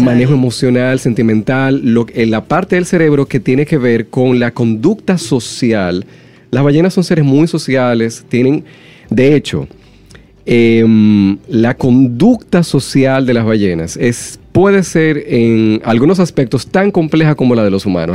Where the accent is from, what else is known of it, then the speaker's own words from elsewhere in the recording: Dominican Republic; nosotros como dominicanos